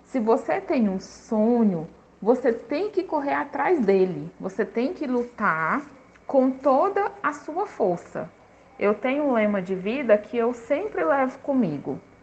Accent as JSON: {"language": "Portuguese", "town": "Teresina", "region": "Piauí", "country": "Brazil", "tie": "born or raised there", "said": "Nasci em Teresina, na cidade, na capital do Piauí, na capital do Piauí"}